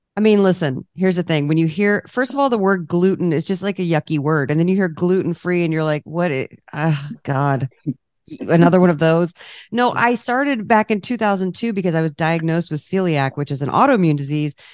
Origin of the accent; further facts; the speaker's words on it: Washington, District of Columbia, United States; moved away as an adult; now in California, United States; I'm from the East Coast, I'm from D C.